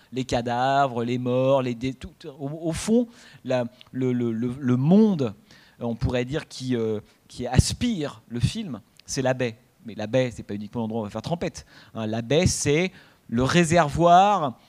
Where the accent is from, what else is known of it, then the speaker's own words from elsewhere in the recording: France; nous, toujours, enfin, en tant que Français